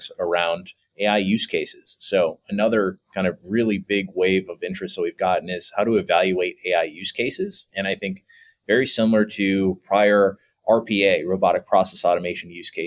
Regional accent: Ohio, United States; I grew up here in Ohio

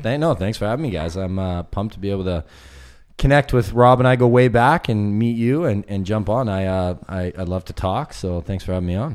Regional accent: West Coast, Canada; I'm from the West Coast

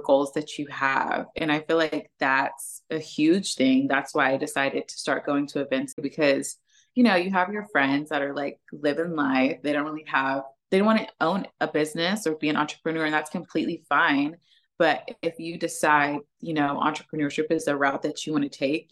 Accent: Oklahoma, United States; moved away as an adult; now in Dallas, United States; I am actually from Oklahoma and I just moved to Dallas

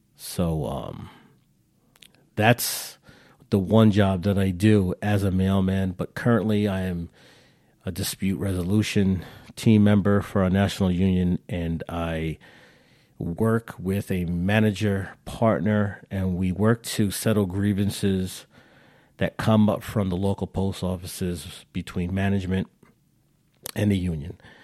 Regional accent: New York, United States; We're, we're all from New York.

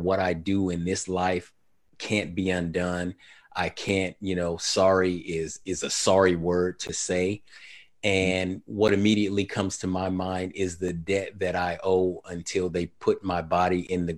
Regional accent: Sacramento, California, United States; my time growing up in Sacramento was in the 1980s

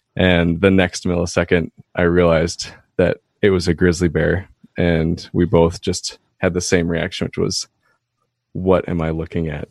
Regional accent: Minneapolis–Saint Paul, Minnesota, United States; moved away as an adult; now in Duluth, United States; I grew up in the Twin Cities, uh, Minnesota.

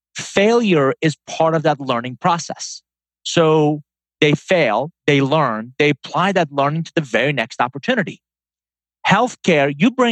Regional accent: Iran; English is a second language; also born or lived in Atlanta; now in United States; I'm a first-generation immigrant. I was born in Iran. Came to the U.S. in 1981, Tom, with a suitcase, $100, didn't know anybody, and didn't speak a word of English

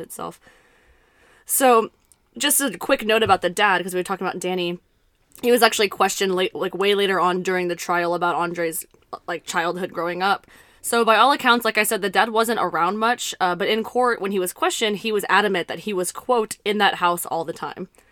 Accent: South Texas, United States; we're from South Texas

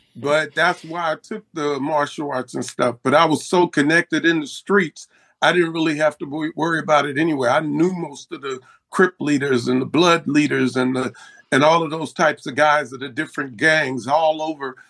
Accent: Compton, California, United States; also born or lived in Los Angeles / Willowbrook; I grew up in the city of uh, Los Angeles, Willowbrook, and Compton.

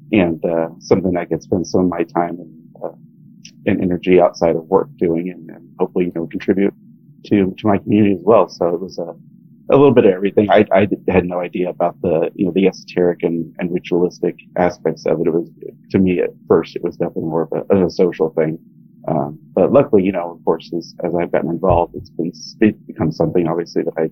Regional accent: Kansas City, United States; moved away as an adult; also born or lived in Phoenix, Arizona; I'm from Kansas City, and I moved down to the Valley, they call it Phoenix, in Arizona, after I went to grad school

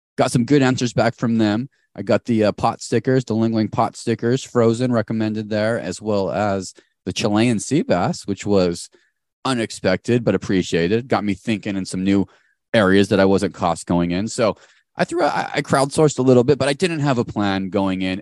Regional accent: Tempe, Arizona, United States; moved away; also born or lived in Orange County, California; we're from Tempe, Arizona

